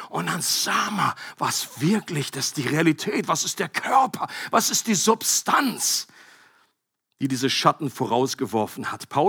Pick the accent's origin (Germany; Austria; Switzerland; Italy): Germany; Bad Gandersheim, Lower Saxony; bin ich in der Nähe aufgewachsen, da oben Bad Gandersheim.